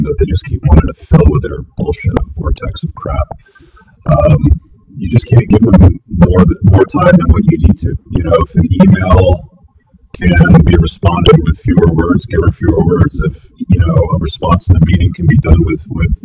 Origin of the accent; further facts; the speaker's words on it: England, United Kingdom; I was born in England